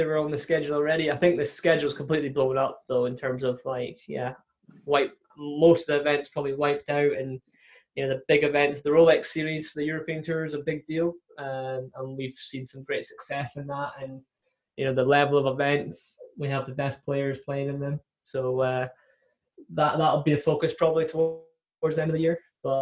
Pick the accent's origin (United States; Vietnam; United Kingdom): United Kingdom; Scotland; a Scottish guy who lives 3 hours away